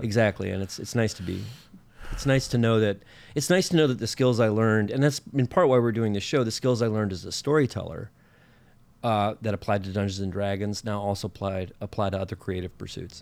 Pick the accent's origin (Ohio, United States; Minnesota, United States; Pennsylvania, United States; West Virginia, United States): Minnesota, United States; I'm from Minnesota